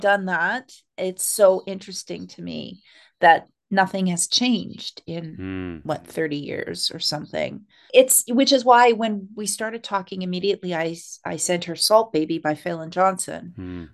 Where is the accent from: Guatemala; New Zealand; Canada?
Canada; Winnipeg, Manitoba; also born or lived in Saskatchewan / Quebec; now in Saskatoon, Canada; I was born in Saskatchewan and grew up in Winnipeg and have lived all over the country. And now I'm back in Saskatchewan